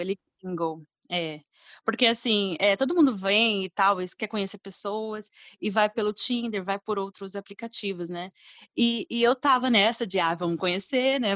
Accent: Brazil; now in Dublin, Ireland; no caso nosso no Brasil

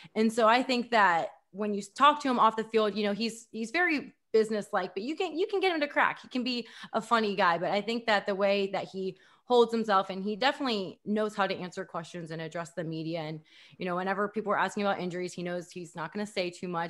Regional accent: Columbus, Ohio, United States; moved away as an adult; also born or lived in Oxford, Ohio / Dallas; I grew up in Columbus

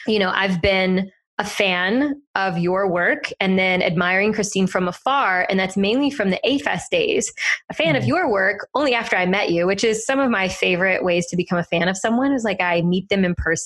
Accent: South Louisiana, United States; now in Austin, United States; I am from South Louisiana

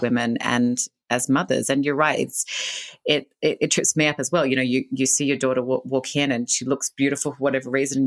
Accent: Australia; I grew up in Australia. You can probably hear the accent

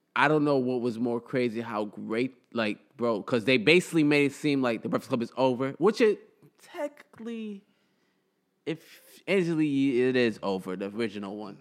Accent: United States; I'm, I'm, was born here. I'm fully American, but my household was cultured as a Somalilander

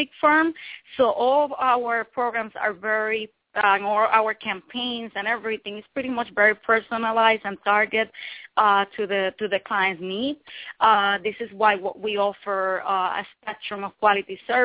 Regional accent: Puerto Rico; now in New York, United States; I have been living in New York for 11 years now, but I was raised in Puerto Rico. Born in New York

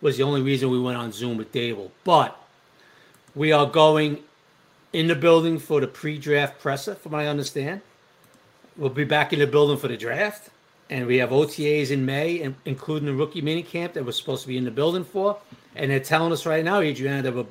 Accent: New York, United States; now in New Jersey, United States; I grew up in New York.

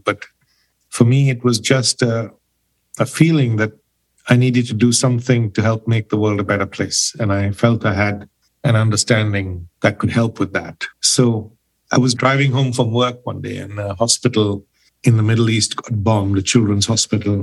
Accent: Pune, Maharashtra, India; moved away as an adult; now in England; I'm originally from India, from Pune. I've been in England now for 30 years.

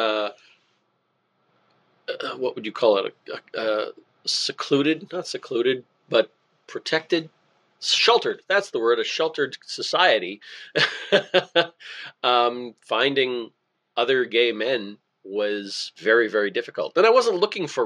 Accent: Altona, Winkler, Morden area, Manitoba, Canada; I grew up in Altona, Winkler, Morden, that area.

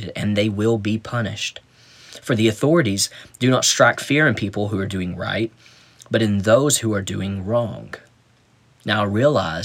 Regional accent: United States; I was born in America

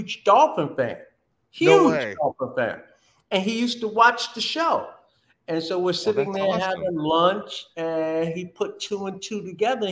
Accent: Linden, New Jersey, United States; Growing up, I grew up in Linden, New Jersey

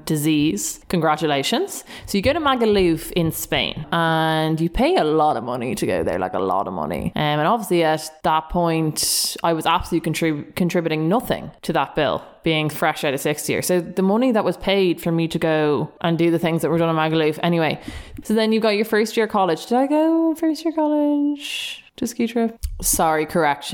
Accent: Dublin, Leinster, Ireland; we're both from Dublin

